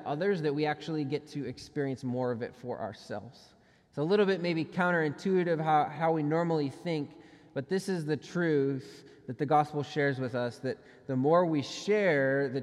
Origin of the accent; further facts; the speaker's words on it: Minnesota, United States; I grew up in Minnesota